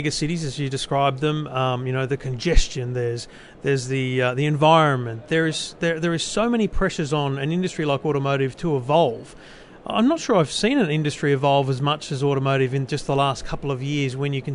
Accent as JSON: {"language": "English", "country": "Australia", "said": "how old I am, that I'm male, and that I'm from Australia."}